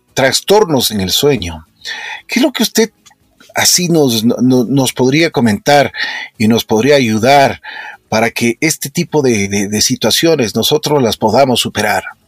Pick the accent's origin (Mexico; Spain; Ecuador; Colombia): Ecuador; nosotros eh, como ecuatorianos